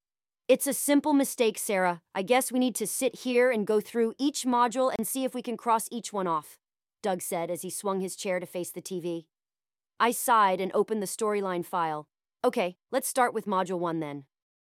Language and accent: English; Australia; As an Australian, I couldn't help but take offense to this utter bullshittery.